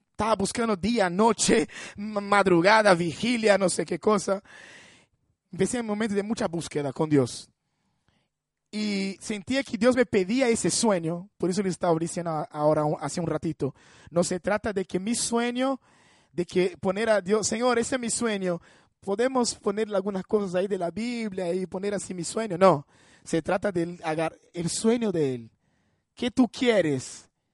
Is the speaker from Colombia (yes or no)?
no; Brazil; Spanish is a second language; moved away; me reunía con personas eh, en mi iglesia ahí en Brasil